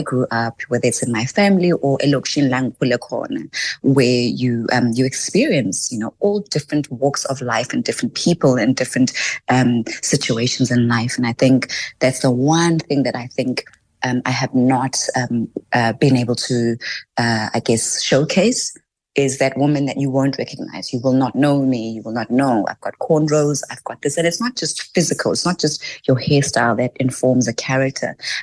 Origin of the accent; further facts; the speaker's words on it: Tembisa, Gauteng, South Africa; I'm from Tembisa, Mambisa